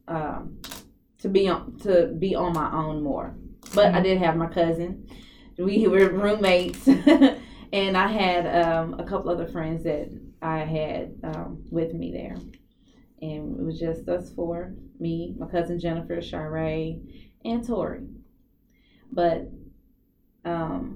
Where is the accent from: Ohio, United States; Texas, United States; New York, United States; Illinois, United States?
Texas, United States; Dallas; I'm born and raised here